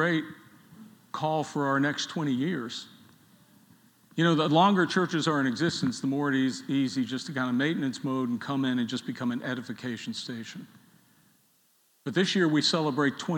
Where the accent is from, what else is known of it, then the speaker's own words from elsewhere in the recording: Pittsburgh, Pennsylvania, United States; moved away; I was from Pittsburgh